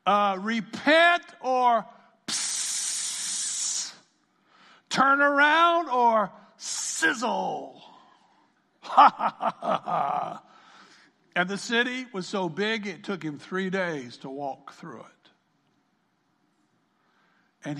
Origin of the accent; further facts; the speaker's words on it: South Carolina, United States; Growing up on the farm, I grew up in South Carolina